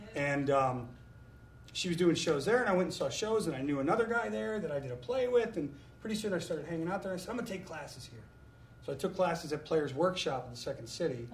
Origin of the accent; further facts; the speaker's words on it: Florida, United States; moved away; also born or lived in New York; I lived in Florida. I grew up in Florida.